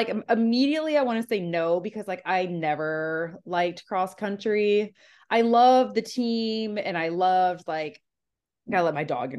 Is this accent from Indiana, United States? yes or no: yes; Indiana, United States; like growing up in Indiana, like that was kind of necessary.